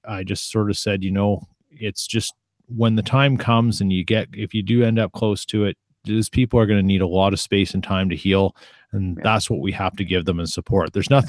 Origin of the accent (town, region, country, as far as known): Canada